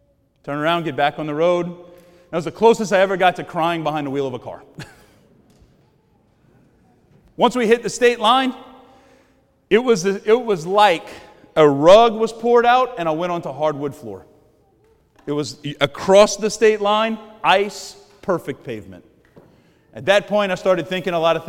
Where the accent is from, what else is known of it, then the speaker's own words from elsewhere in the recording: Cajun, Louisiana, United States; I'm a Cajun